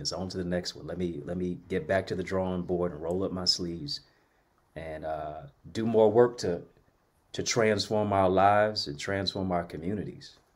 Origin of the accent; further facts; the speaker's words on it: Detroit, Michigan, United States; I'm from Detroit